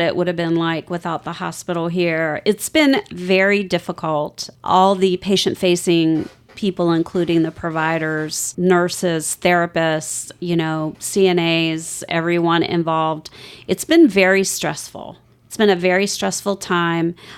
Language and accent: English; Vienna, Virginia, United States; moved away as an adult; now in Outer Banks, North Carolina, United States; I grew up in Northern Virginia, Vienna, Virginia